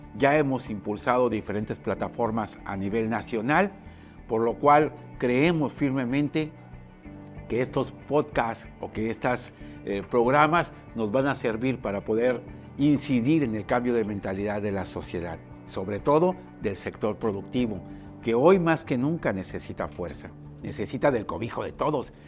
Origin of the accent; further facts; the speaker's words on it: Puerto Vallarta, Jalisco, Mexico; Yo nací aquí en Puerto Vallarta, una ciudad 100% turística